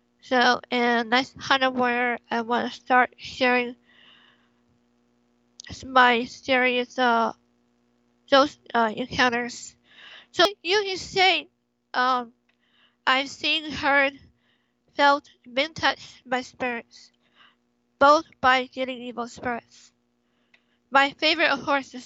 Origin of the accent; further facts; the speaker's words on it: California, United States; I was born and raised here in California.